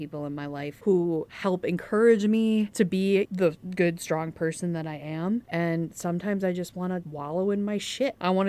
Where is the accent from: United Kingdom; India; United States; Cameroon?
United Kingdom; England; Okay, I'm an English person.